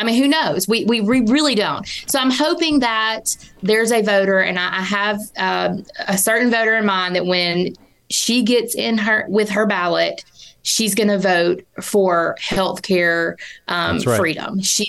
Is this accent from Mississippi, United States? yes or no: yes; Mississippi, United States; And to be a lifelong Mississippian and to be given the opportunity to run for statewide office in my home state